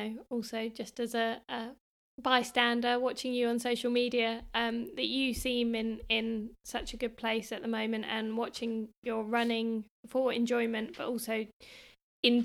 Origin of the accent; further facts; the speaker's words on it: Worthing, South East England, United Kingdom; my hometown of Worthing